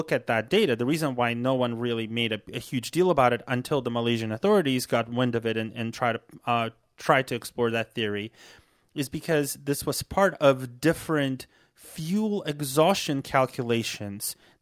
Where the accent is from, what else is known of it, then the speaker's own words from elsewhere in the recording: United States; as an American